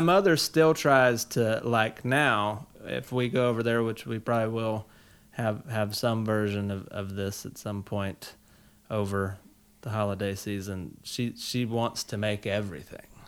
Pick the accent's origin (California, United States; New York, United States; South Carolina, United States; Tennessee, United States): South Carolina, United States; growing up in South Carolina, we had all of the country fixings